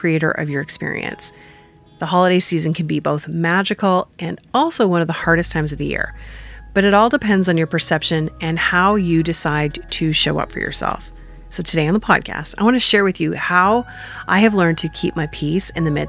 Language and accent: English; Northern Ontario, Canada; also born or lived in Cape Girardeau; I come from Northern Ontario